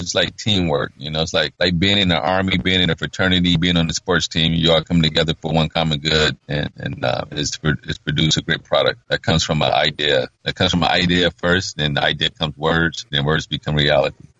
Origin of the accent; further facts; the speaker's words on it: Detroit, Michigan, United States; growing up in Detroit.